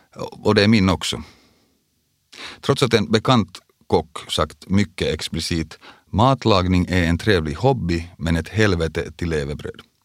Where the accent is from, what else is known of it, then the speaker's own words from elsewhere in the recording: Vaasa, Ostrobothnia, Finland; moved away; also born or lived in Porvoo; vi flyttade alltså från Borgo till Vasa, då jag gick i andra klass. Vasa kom också att bli den stad jag kallar hemstad i många år